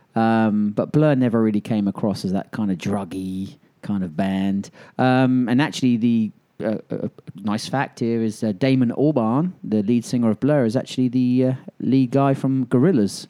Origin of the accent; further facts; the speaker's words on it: England, United Kingdom; now in Birmingham, Alabama, United States; I was with my best friend who I grew up with in England